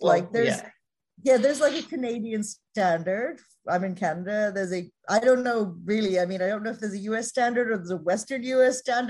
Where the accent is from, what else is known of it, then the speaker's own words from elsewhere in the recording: Ireland; so I'm Irish, and this accent is more my professional accent so that people can understand me.